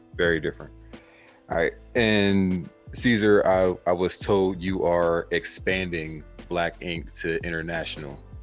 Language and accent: English; Pennsylvania, United States; I'm from Pennsylvania, so like just northeastern tie